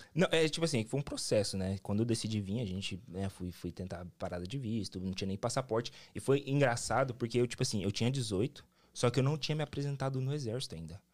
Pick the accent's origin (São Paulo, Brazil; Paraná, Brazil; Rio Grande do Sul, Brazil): Paraná, Brazil; Londrina; moved away as an adult; now in Cape Cod, United States; eu sou do Paraná, pô, sou do Paraná, sou de Londrina